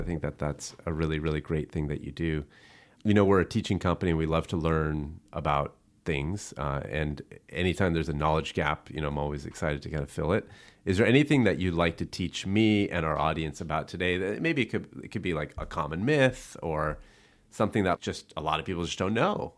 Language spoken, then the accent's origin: English; Buena Park, California, United States; I grew up in Buena Park